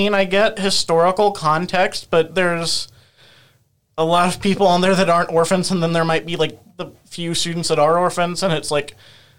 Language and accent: English; Centralia, Illinois, United States; born or raised there